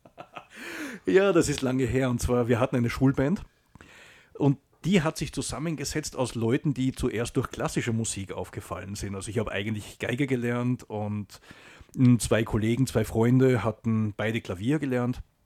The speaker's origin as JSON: {"language": "German", "region": "Salzburg", "country": "Austria", "tie": "born or raised there", "also_born_or_lived": "Germany", "moved": "as an adult", "said": "Ja, ich bin in Salzburg geboren"}